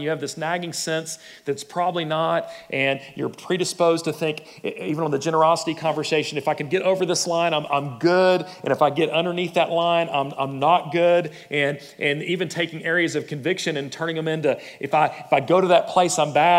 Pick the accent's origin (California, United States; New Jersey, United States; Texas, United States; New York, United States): Texas, United States; also born or lived in Plano; I grew up in West Texas or Plano or whatever, and I was raised this way